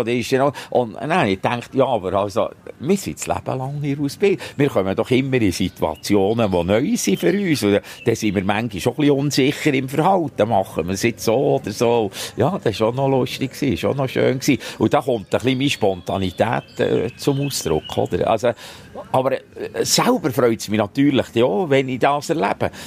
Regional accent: Gielen, Bern, Switzerland; wir sind alle aus Gielen

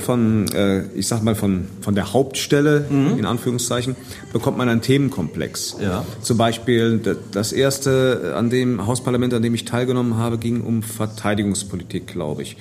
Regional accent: Idar-Oberstein, Rhineland-Palatinate, Germany; also born or lived in Koblenz; now in Vallendar, Germany; Also ich komme ja ganz gebürtig aus Ida Oberstein, lebe aber jetzt seit äh, 30 Jahren in Koblenz beziehungsweise in Fallender.

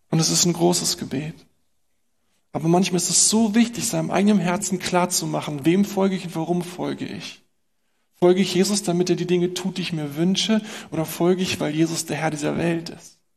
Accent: Berlin, Germany; Und sie sagt uns, was wir als Berliner natürlich auch nicht hören wollen.

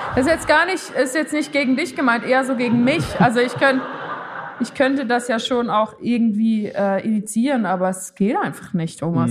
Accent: Switzerland; für mich als Schweizerin

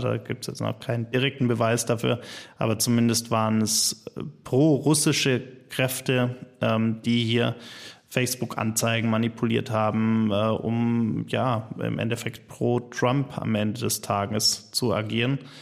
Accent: Germany; bei uns in Deutschland

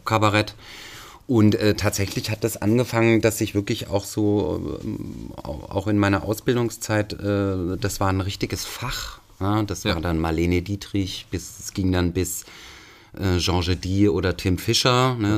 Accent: Swabia, Germany; mein Vater äh, äh, ist auch gebürtiger Schwabe

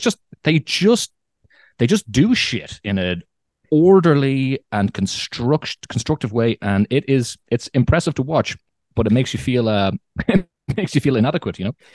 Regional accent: Ireland; moved away as an adult; also born or lived in Morocco; now in Germany; I'm from Ireland

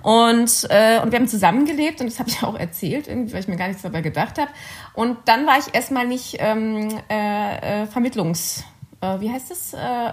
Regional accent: Cologne, North Rhine-Westphalia, Germany; moved away as an adult; also born or lived in Bonn; now in Vienna, Austria; Ich bin Kölnerin

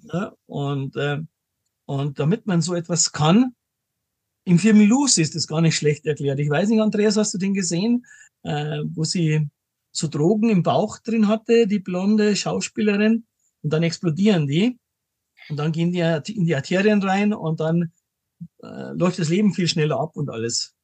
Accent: Munich, Bavaria, Germany; bin aus München, lebe auch in München

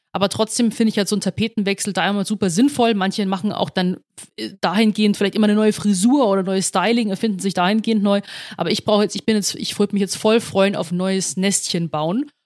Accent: Rosenheim, Bavaria, Germany; now in Munich, Germany; in Rosenheim geboren, aufgewachsen, dann 2018 nach, Be nach München gezogen

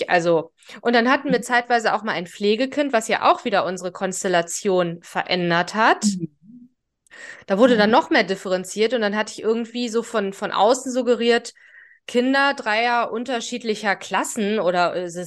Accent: Rhineland, Germany; Ich komme ja auch aus dem Rheinland. Also Ruhrgebiet Rheinland ist ja so nebenbei.

